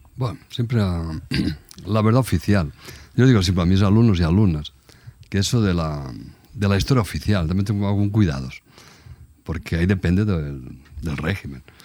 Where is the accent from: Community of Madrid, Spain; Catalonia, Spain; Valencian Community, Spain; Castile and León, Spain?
Catalonia, Spain; Barcelona; moved away as an adult; now in Brazil; yo soy de Barcelona.